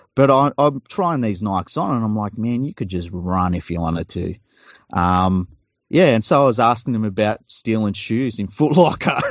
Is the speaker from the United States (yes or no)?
no; Sydney, New South Wales, Australia; we we grew up in Tregear